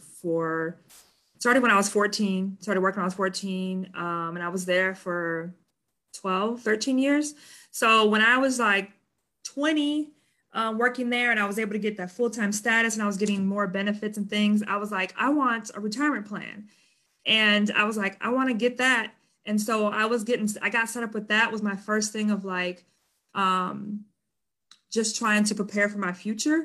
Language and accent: English; Madison, Wisconsin, United States; now in Milwaukee, United States; I grew up in Madison, Wisconsin, the capital of Wisconsin.